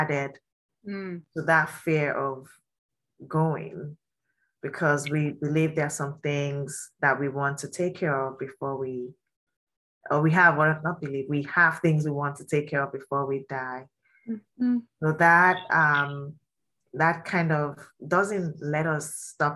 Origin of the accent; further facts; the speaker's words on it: Nigeria; I'm from Nigeria and I'm Yoruba